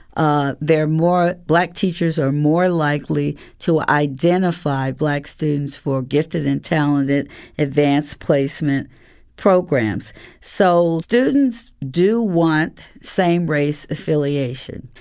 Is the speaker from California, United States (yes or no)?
no; Columbus, Ohio, United States; As a student, I always went to integrated schools because I'm from Columbus, Ohio